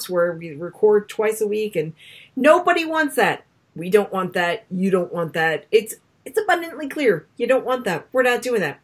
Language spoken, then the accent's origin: English; Newport, Rhode Island, United States; now in Massachusetts, United States; I grew up in Newport